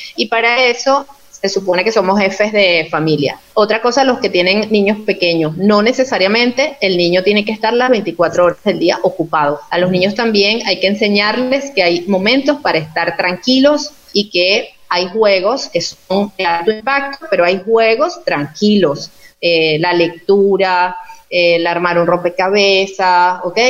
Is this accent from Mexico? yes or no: no; Yaracuy, Venezuela; moved away; soy de Yaracuy, tú sabes que soy de Yaracuy